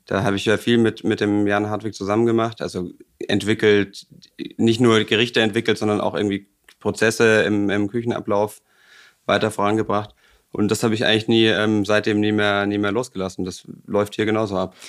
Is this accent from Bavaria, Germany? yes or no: yes; Bavaria, Germany; moved away as an adult; now in Hamburg, Germany; ich komme aus Bayern